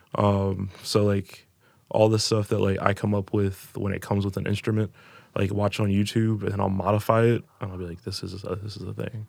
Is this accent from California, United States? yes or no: no; Coral Springs, Florida, United States; moved away as an adult; also born or lived in Elyria, Ohio / Texas / Los Angeles / Sacramento; now in Cleveland, United States; I was raised in South Florida in Coral Springs